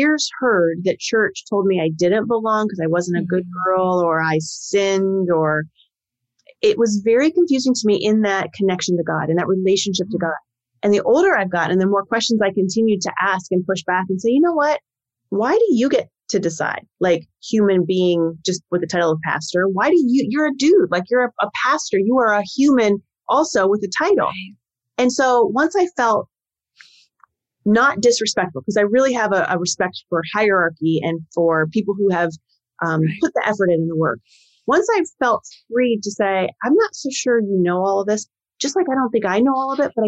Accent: Northeast Ohio, United States; I grew up Northeast Ohio in a village

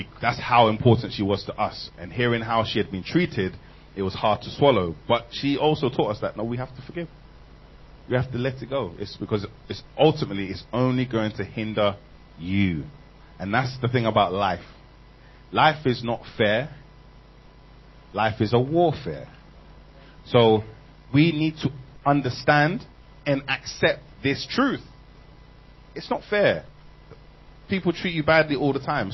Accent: London, United Kingdom; I'm from England. South London.

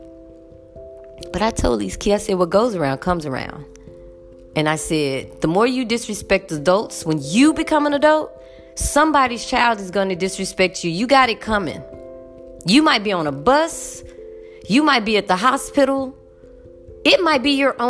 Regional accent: United States; I'm as American as they come. I am as American as apple motherfucking pie

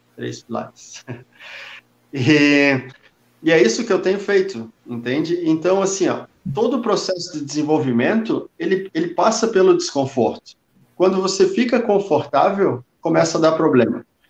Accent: Brazil; a gente é brasileiro, né? A gente é só brasileiro

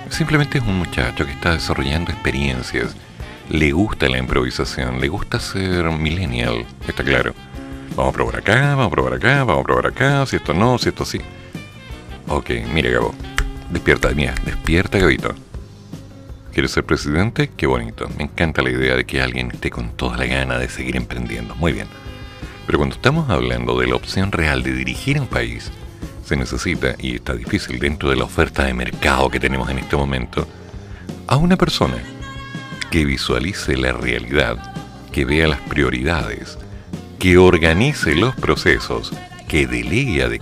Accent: Chiloé, Los Lagos, Chile; born there; Oye, yo nací en Chiloé, tú un poquito más allá, muy bien.

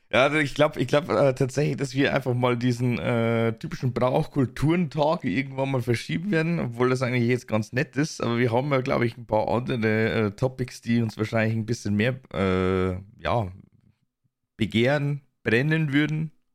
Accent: Bavaria, Germany; accent: Bavarian; in Bayern wird halt eigentlich wirklich bayerisch gesprochen

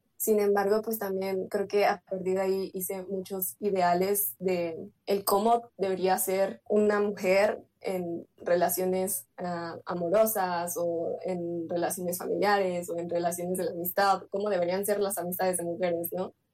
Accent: Mexico City, Mexico; yo soy de México, de, específicamente de la Ciudad de México

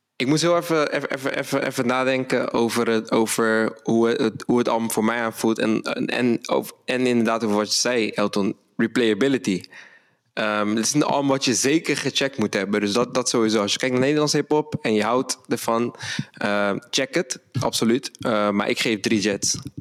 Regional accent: Rotterdam, South Holland, Netherlands; moved away as an adult; now in Amsterdam, Netherlands; We komen allebei uit Rotterdam. Ik woon nu in Amsterdam

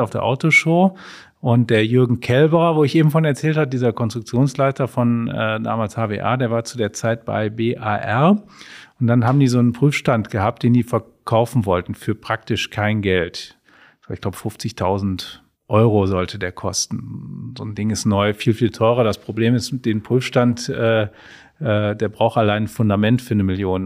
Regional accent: Mönchengladbach, North Rhine-Westphalia, Germany; Wir sind ja aus Mönchengladbach, wir wohnen auch noch in Mönchengladbach

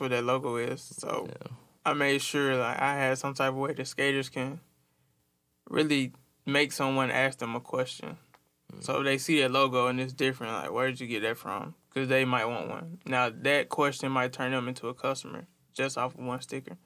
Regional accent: Tuskegee, Alabama, United States; now in Montgomery, United States; I'm from Tuskegee, Alabama

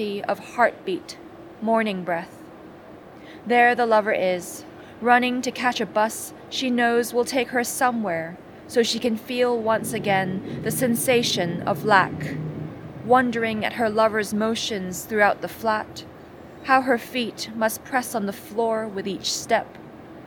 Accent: Hong Kong; I'm a poet from Hong Kong

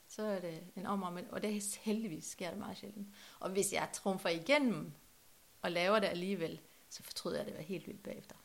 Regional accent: Norway; now in Trelde Næs, Denmark; Norge, der hvor jeg kommer fra

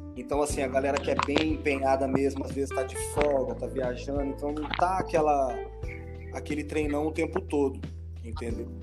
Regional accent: Campo Grande, Mato Grosso do Sul, Brazil; moved away as an adult; now in Florianópolis, Brazil; sou de Campo Grande, Mato Grosso do Sul, treinei lá na Aliança

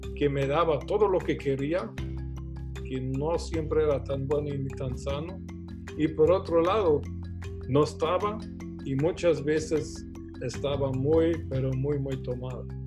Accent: Germany; now in Guatemala; yo nací en Alemania, nací en una casa de un empresario.

